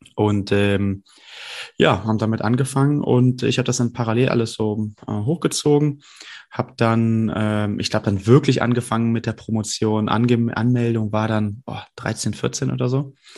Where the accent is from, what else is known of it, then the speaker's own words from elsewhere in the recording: Brühl, North Rhine-Westphalia, Germany; ich komme aus Brühl, muss ich dazu sagen, das ist ja gar nicht so weit weg äh, von Köln